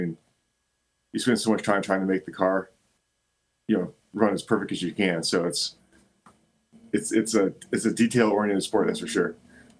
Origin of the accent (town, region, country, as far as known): California, United States; born or raised there